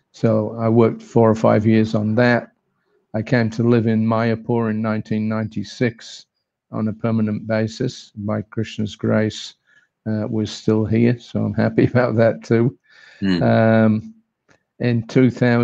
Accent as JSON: {"language": "English", "region": "England", "country": "United Kingdom", "tie": "born or raised there", "also_born_or_lived": "Australia", "moved": "as an adult", "said": "I was born and brought up in England, 1950"}